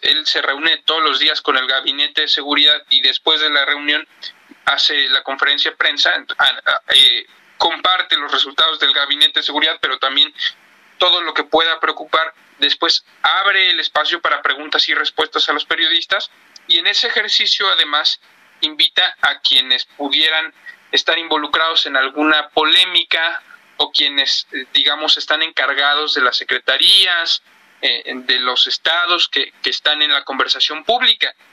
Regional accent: Mexico; como mexicano

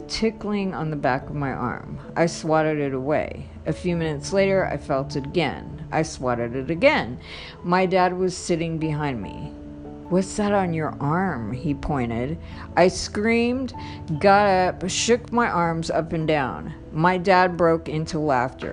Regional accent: Los Angeles, California, United States; I was born in Los Angeles, California in the late 60s at Good Samaritan Hospital downtown

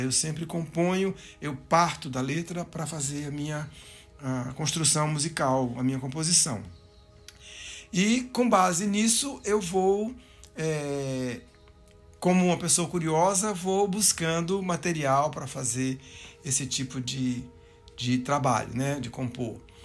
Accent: Juazeiro do Norte, Ceará, Brazil; also born or lived in Recife; now in São Paulo, Brazil; eu sou cearense, eu nasci em Juazeiro do Norte, lá no sul do Ceará, uma cidade de grande efervescência cultural, musical, é, e eu cresci no meio daquela daquela efervescência

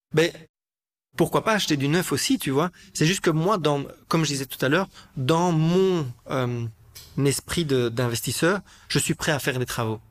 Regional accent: Brussels, Brussels-Capital Region, Belgium; je suis un Bruxellois, j'ai grandi à Bruxelles

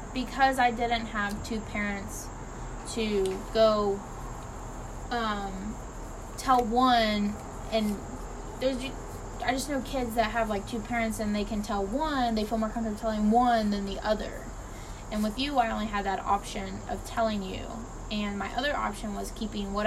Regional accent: Temple Terrace, Florida, United States; we grew up in Florida

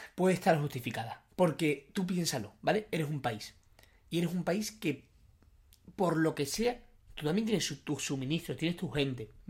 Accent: Spain

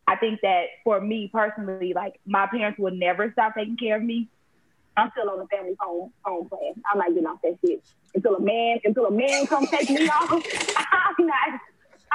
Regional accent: Houston, Texas, United States; moved away as an adult; now in Atlanta, United States; I'm born and raised in Houston

